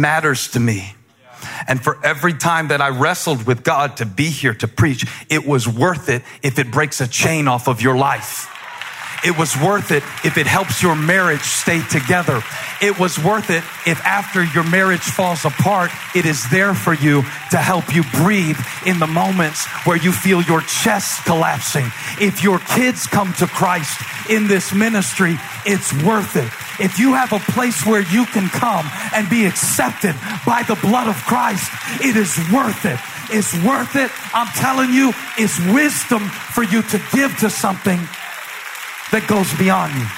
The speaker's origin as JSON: {"language": "English", "town": "Moncks Corner", "region": "South Carolina", "country": "United States", "moved": "yes", "said": "I came from Monk's Corner, South Carolina"}